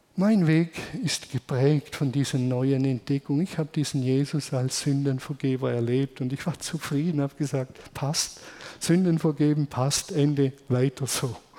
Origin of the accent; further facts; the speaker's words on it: Germany; Wir sind halt Deutsche